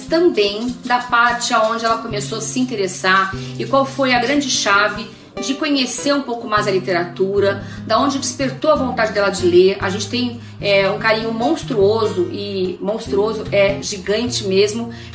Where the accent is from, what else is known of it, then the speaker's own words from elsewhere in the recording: Rio de Janeiro, Brazil; eu nasci no Rio de Janeiro